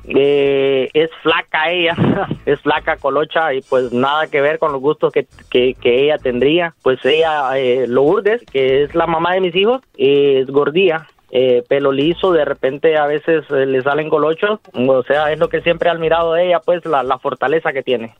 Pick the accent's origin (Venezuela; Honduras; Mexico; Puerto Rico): Honduras; moved away as an adult; now in United States